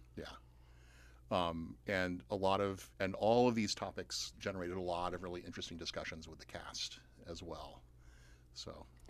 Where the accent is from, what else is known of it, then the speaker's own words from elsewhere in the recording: Atlanta, Georgia, United States; also born or lived in Pittsburgh / Athens, Georgia; I grew up outside Atlanta, and now I live in Athens, Georgia, and teach at U G